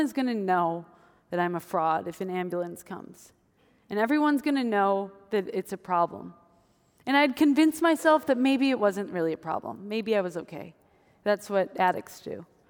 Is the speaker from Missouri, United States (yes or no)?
no; Wisconsin, United States; moved away; I grew up in Wisconsin